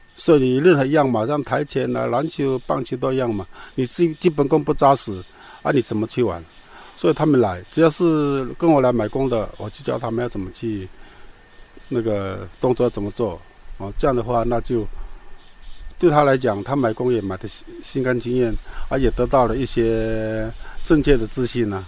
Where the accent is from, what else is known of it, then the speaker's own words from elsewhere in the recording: Taiwan; 我们原住民慢慢式微了嘛，从语言，还有过去的生活的文化都逐渐地式微以后